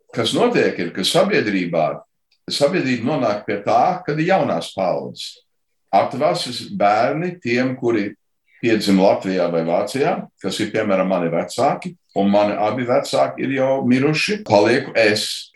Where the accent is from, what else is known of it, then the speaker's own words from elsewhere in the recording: Chicago, Illinois, United States; es dzimu Čikāgā